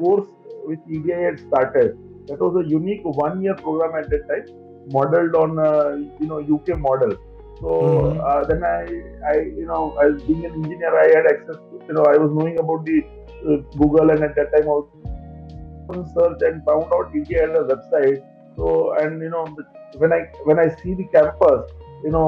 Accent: a small town near Mumbai, Maharashtra, India; first language Gujarati; English is a second language; My mother tongue is Gujarati, but I'm born and brought up in a small town near Mumbai that is called Kolkata.

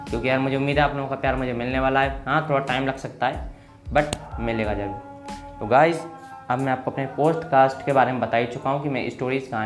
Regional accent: Bhindra, Madhya Pradesh, India; मैं गुना मध्य प्रदेश में रहता हूँ और मैं एक गांव से बिलोंग करता हूँ मेरे गांव का नाम है भिंडरा जो मैं फतेहगढ़ के पास है गुना ज़िले के अंदर है

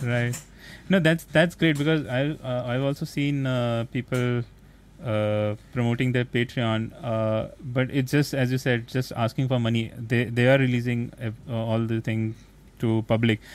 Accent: India; as an Asian because I'm from India, so India is also Asian

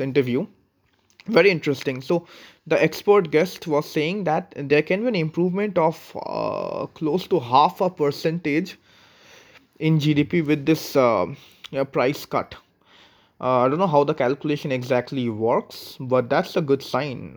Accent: India; being an Indian

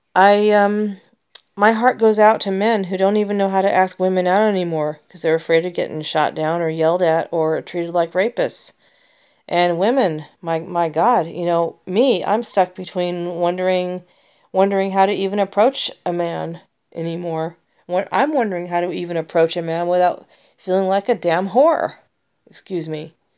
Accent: United States; I'm an American

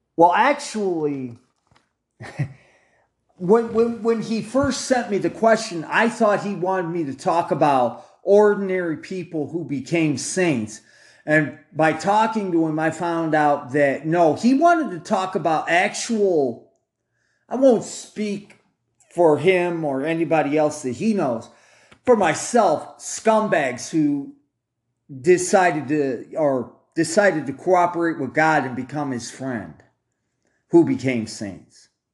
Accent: United States; me being an American

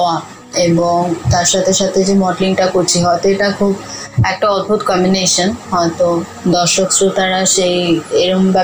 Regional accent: Delhi, India; আমি দিল্লিতে মানুষ হয়েছি আমার বাবা যেহেতু ট্রান্সফারেবল জব ছিল তারপর আমি প্রেসিডেন্সি ইউনিভার্সিটি থেকে পাশ করি

